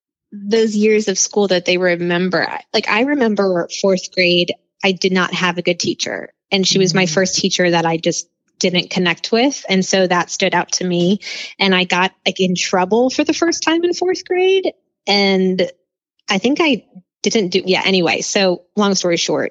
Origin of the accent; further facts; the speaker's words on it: New Orleans, Louisiana, United States; I am. I'm from New Orleans.